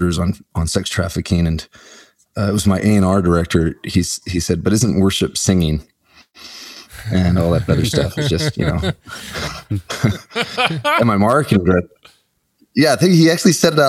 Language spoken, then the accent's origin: English; Omaha, Nebraska, United States; I grew up in Omaha, Nebraska